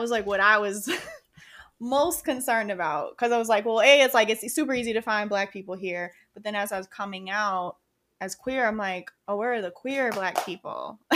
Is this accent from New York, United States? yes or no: yes; Rochester, New York, United States; moved away as an adult; also born or lived in Oklahoma; now in New York City, United States; I grew up in Rochester, so that was the community I knew